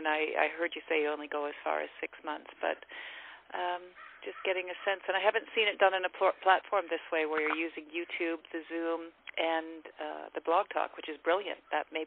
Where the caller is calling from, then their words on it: British Columbia, Canada; I am calling from British Columbia in Canada.